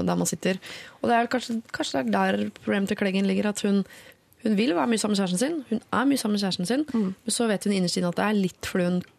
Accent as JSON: {"language": "Norwegian", "country": "Norway", "said": "kommer man jo til et annet nytt land, og du har jo ikke nærheten av like stort nettverk som det du har hjemme i Norge."}